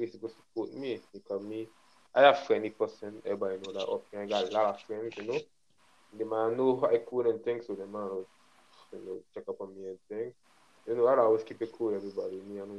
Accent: St. Martin; English is a second language; For example, me, I come from Saint Martin, Guadeloupe, France.

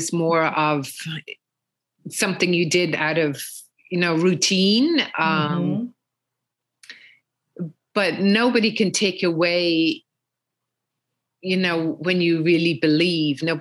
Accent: Ireland; moved away as an adult; also born or lived in Europe; now in New York, United States; We all, being Irish, we all, were confirmation, communion

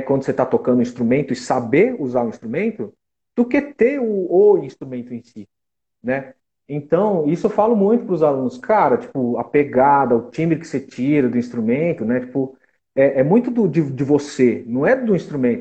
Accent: Taquaritinga, São Paulo, Brazil; now in São Paulo, Brazil; eu sou de Taquaritinga, né? Não sou de São Paulo

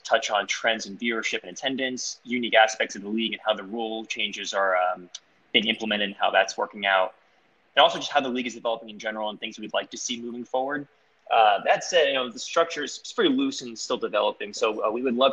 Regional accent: Washington, District of Columbia, United States; also born or lived in Tampa, Florida; I was born in Tampa, but I've really grown up in the D.C. area.

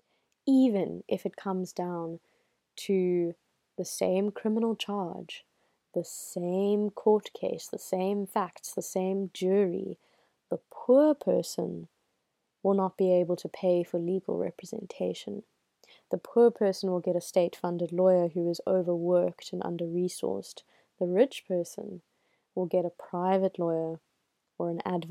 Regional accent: South Africa; I am South African. I live in South Africa.

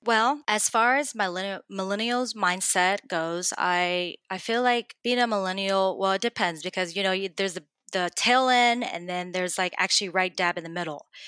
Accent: Dallas, Texas, United States; moved away as an adult; now in Houston, United States; I'm originally from Dallas, which is just down the street from Houston

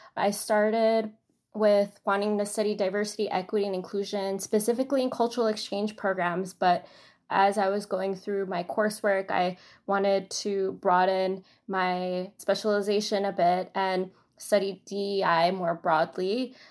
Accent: New York City, New York, United States; also born or lived in China; I am from Astoria, Queens

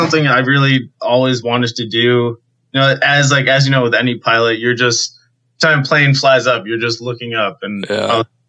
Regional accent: Keene, New Hampshire, United States; My hometown airport in Keene, New Hampshire

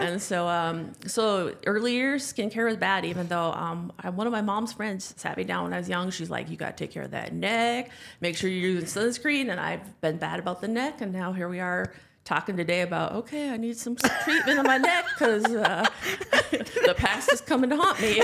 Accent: North Dakota, United States; moved away as an adult; also born or lived in Ann Arbor, Michigan; I grew up in North Dakota

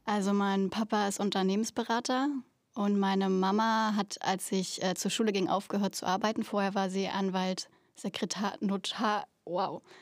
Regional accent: Berlin, Germany; moved away; Ich komme aus Berlin

